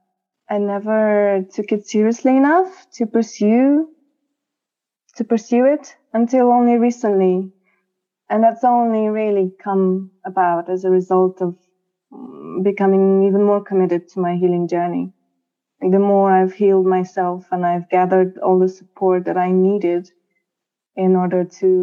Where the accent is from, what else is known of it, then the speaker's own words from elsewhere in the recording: Romania; moved away as an adult; now in London, United Kingdom; I came here to London from my home country, Romania.